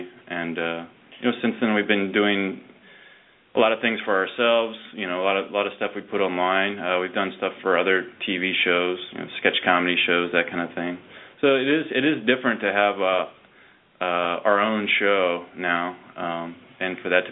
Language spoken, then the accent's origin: English; Richmond, Virginia, United States; Dave and I come from Richmond, Virginia